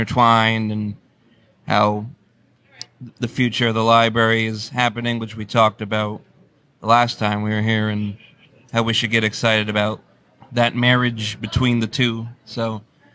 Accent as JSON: {"language": "English", "town": "Port Jervis", "region": "New York", "country": "United States", "tie": "born or raised there", "said": "My hometown is Port Jervis"}